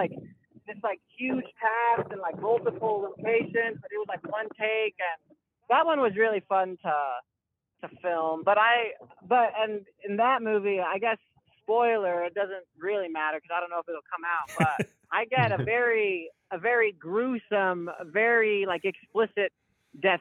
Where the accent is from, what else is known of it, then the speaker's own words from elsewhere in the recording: Albuquerque, New Mexico, United States; moved away as an adult; I'm originally from Albuquerque, New Mexico, and I moved here when I was about 18 or 19